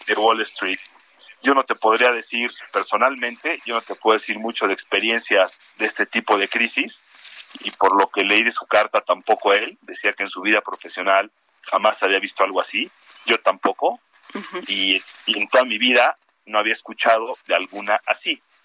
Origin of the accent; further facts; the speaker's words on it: Mexico; todos somos mexicanos